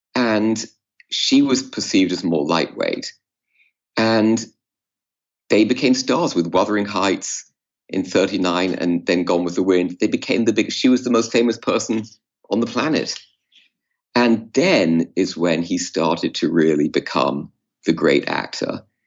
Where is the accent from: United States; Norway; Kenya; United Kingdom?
United Kingdom; England; I was growing up in England